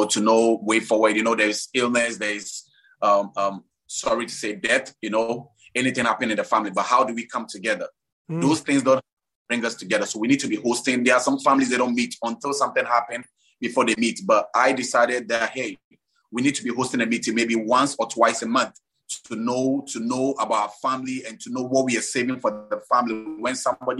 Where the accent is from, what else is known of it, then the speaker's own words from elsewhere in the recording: Accra, Greater Accra, Ghana; So I was born and raised in Accra, Nima, still living in Nima. Yeah, that's my home.